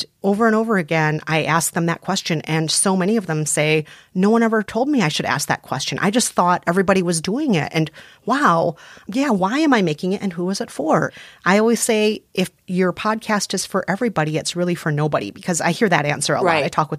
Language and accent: English; Midwest, United States; You know, he's Latino and from the West Coast. I'm Asian and I'm from the Midwest.